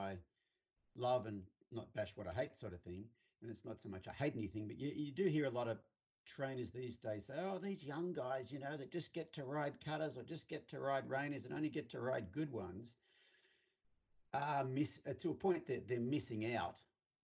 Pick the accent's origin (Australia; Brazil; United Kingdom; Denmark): Australia; I grew up, I'm from Australia, in case you can't tell. I grew up on a 1200 acre farm